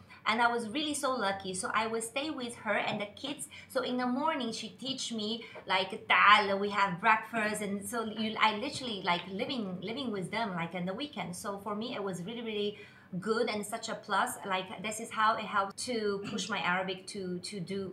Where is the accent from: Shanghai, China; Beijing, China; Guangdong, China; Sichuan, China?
Shanghai, China; moved away as an adult; now in Dubai, United Arab Emirates; I'm from Shanghai, China.